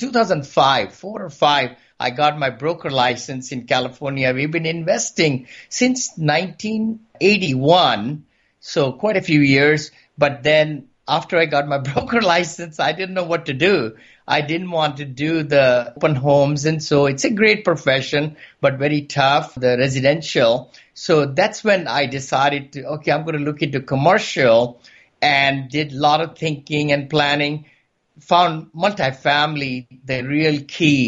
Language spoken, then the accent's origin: English; India; moved away as an adult; now in San Francisco, United States; I came from India about 40 years back